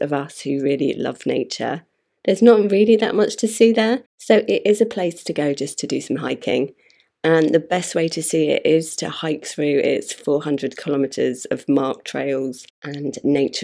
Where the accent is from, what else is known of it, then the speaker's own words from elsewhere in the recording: United Kingdom; Being a Brit